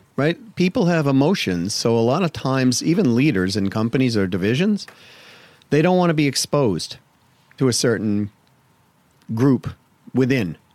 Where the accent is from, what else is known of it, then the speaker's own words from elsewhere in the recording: Massachusetts, United States; I grew up in Massachusetts